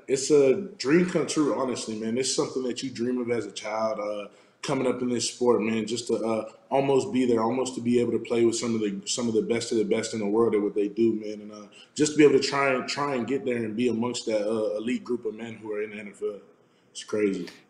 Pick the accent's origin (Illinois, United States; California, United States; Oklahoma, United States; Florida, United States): Florida, United States; South; moved away as an adult; now in Arizona, United States; I'm from South Florida